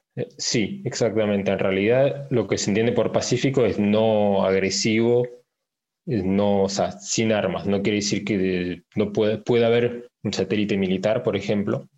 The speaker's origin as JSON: {"language": "Spanish", "country": "France", "tie": "born or raised there", "also_born_or_lived": "Paris, France / Argentina", "said": "Nací en Francia, en París. Mis padres son eh, argentinos, por eso o sea, aprendí el castellano. Después estuve viviendo unos años en la Argentina y mi familia después volvió, volvió a Francia. Entonces, más que nada, me crié en Francia"}